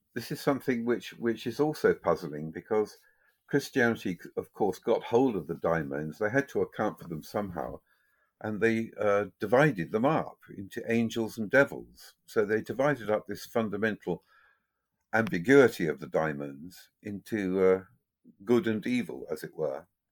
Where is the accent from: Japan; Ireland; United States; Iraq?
Ireland; me being Irish